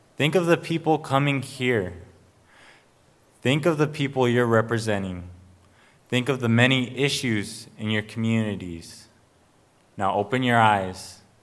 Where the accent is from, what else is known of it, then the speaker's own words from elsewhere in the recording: Arizona, United States; I come from the Salt River, P M Maricopa Indian community